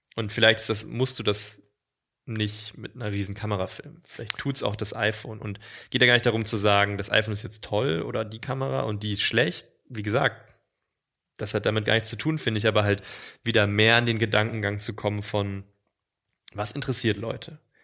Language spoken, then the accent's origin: German; East Germany, Germany; moved away as an adult; Also ich bin im Osten geboren und 18 Jahre habe ich im Osten gelebt, natürlich nach der Wende.